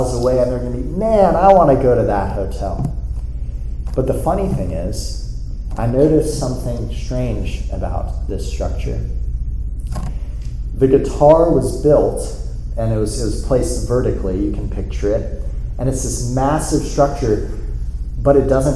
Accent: South Florida, United States; moved away; I was in South Florida, my hometown, this past weekend

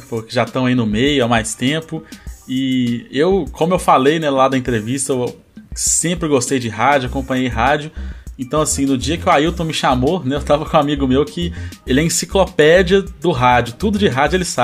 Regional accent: Belo Horizonte, Minas Gerais, Brazil; eu, eu, assim, eu morei aqui desde que eu saí do hospital, mas eu nasci em BH e vim pra cá, né?

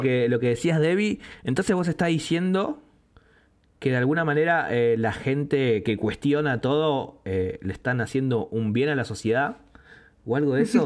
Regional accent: Greater Buenos Aires, Argentina; Me, me, adjudico porteño porque si bien soy, no soy de Capital Federal, porteño para mí es todo el que vive ahí y alrededores.

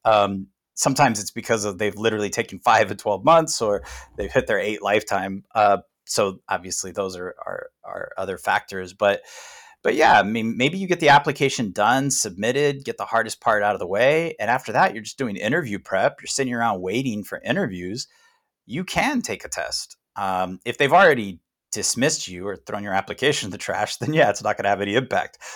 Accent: United States; as American

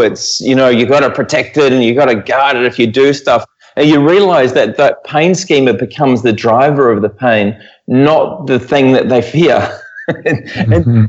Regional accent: New Zealand; moved away as an adult; now in Perth, Australia; I'm originally from New Zealand. I grew up there

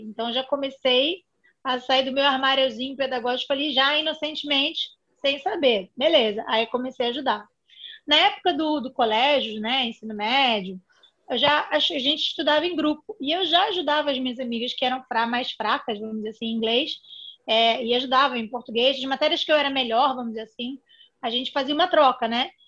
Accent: Rio de Janeiro, Brazil; Eu sou aqui do Rio de Janeiro, talvez pelo sotaque seja fácil de perceber.

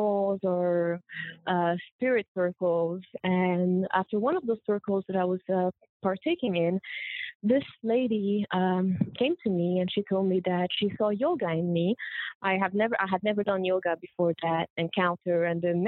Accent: Morocco; moved away as an adult; also born or lived in Colombia / Montreal, Canada; I was born in Colombia. I was raised in Morocco from a Colombian mother and Moroccan father

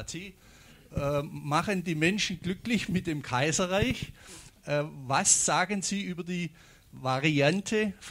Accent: Seebruck, Bavaria, Germany; ich komme aus Seebruck, bin allerdings kein Bayer, sondern ein schwäbischer Bayer.

